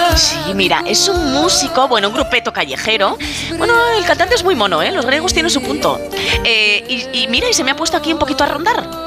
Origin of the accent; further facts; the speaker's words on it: Aragon, Spain; soy maña